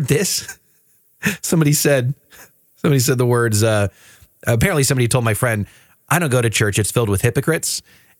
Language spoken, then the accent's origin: English; Oklahoma, United States; Oklahoma, growing up in the South